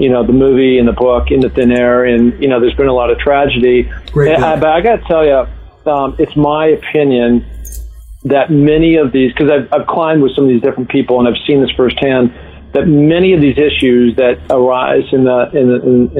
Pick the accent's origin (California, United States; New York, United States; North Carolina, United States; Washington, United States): Washington, United States; Seattle; as a young kid growing up in Seattle on View Ridge Playfield